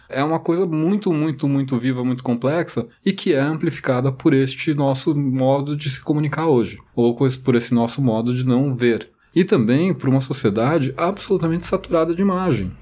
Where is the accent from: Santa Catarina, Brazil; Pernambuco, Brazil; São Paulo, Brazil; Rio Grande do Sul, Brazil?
São Paulo, Brazil; eu olhei a minha cidade ali, eu me reconheci no lugar onde eu nasci, onde eu cresci